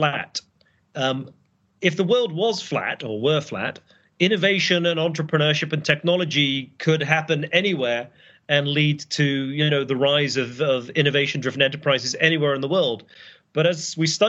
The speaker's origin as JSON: {"language": "English", "country": "United Kingdom", "moved": "as an adult", "lives_now": "Boston, United States", "said": "I'm British"}